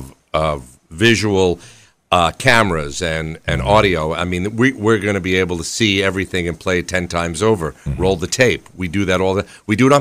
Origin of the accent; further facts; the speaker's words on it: New York, United States; moved away as an adult; also born or lived in Washington D.C.; I was born in New York.